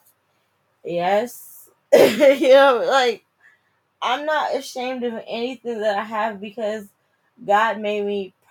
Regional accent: New Jersey, United States; moved away as an adult; also born or lived in DMV (Washington, D.C. metropolitan area); now in DMV, United States; I'm from Jersey. I'm a Jersey girl. I probably sound like it.

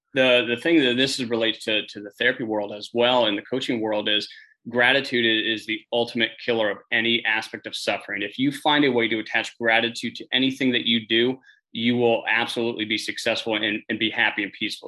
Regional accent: Northern Pennsylvania, United States; I'm originally from Northern Pennsylvania

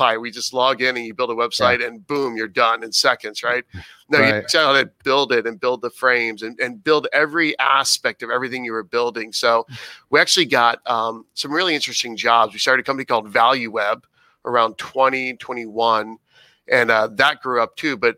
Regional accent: Cocoa Beach, Florida, United States; also born or lived in Fort Lauderdale, Florida / Boca Raton, Florida / Dallas, Texas; sixth grade on, I grew up in a place called Cape Canaveral, Cocoa Beach, yeah. Merritt Island, Florida area

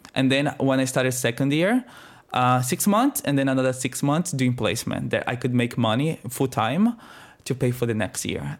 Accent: Northeast Region, Brazil; accent: Brazilian; moved away as an adult; also born or lived in Adelaide, Australia; now in Australia; I am Brazilian. I am twenty-seven years old. I am from the northeast of Brazil

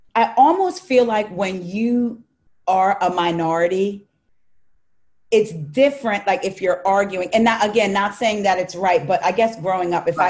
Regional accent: New Jersey, United States; I'm from South Jersey

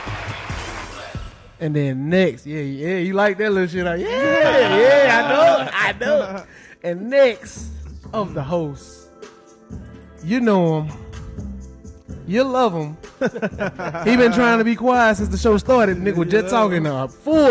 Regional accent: Dallas, Texas, United States; we are from Dallas

